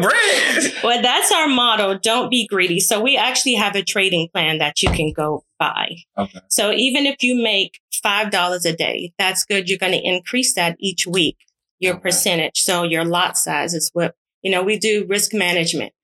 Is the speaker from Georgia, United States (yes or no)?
yes; Savannah, Georgia, United States; moved away as an adult; also born or lived in California; I just relocated from California to Savannah back to my hometown